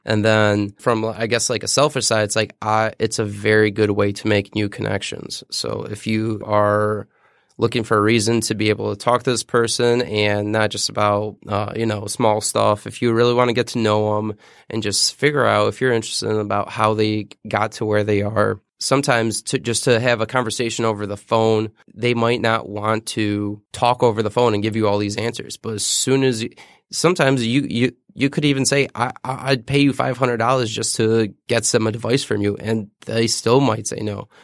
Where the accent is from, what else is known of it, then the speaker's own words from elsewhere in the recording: Detroit, Michigan, United States; I grew up in Detroit, the city of Detroit